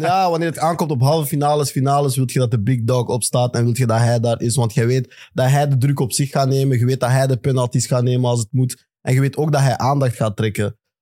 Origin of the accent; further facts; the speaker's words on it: Belgium; als Belgen